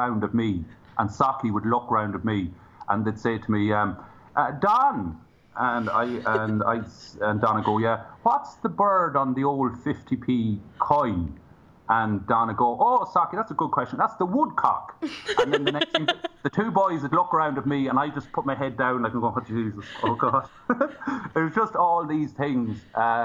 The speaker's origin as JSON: {"language": "English", "country": "Ireland", "said": "From Ireland"}